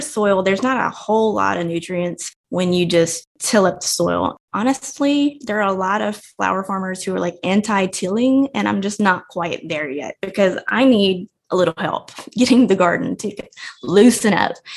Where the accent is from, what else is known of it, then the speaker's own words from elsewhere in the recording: Evangeline, Louisiana, United States; I grew up in Evangeline, Louisiana we had 40 acres, we had a pig farm